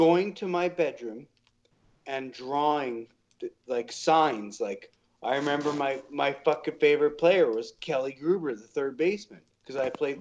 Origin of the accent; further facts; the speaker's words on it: Canada; also born or lived in Dauphin, Manitoba; we're Canadian